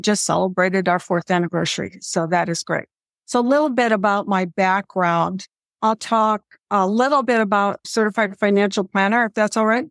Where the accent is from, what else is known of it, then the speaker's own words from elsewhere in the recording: Midwest, United States; I grew up in the Midwest